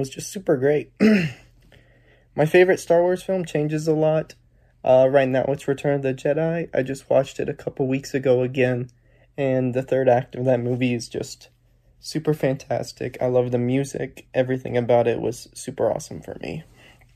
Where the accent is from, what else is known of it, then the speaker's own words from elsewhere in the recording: Asheville, North Carolina, United States; I'm from Asheville, North Carolina.